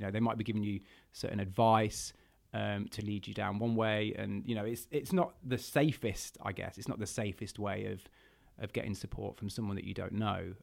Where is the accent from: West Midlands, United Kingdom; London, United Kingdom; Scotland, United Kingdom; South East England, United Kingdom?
West Midlands, United Kingdom; Burton upon Trent; my hometown of Burton on Trent